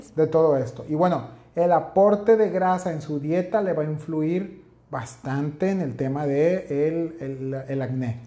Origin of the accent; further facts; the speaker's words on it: northern Mexico, Mexico; Para nosotros que somos acá norteños carnivorones